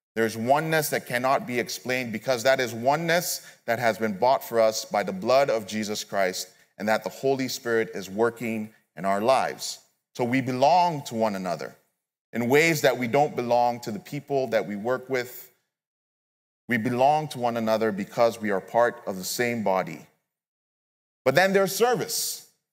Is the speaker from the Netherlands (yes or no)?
no; Nigeria; moved away; I'm originally from Nigeria, so I don't have immediate family members here